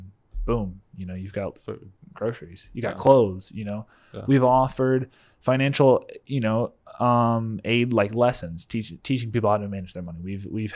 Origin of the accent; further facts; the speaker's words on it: United States; as an American